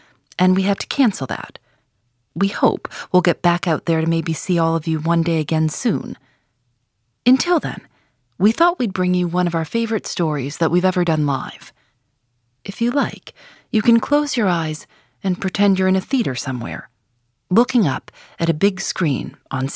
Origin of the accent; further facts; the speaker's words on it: Chicago, Illinois, United States; I'm from Chicago